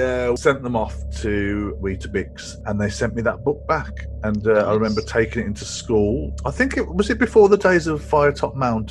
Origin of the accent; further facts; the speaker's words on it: Midlands, United Kingdom; I grew up in the Midlands, but we did have some grassy areas and woods and stuff like that.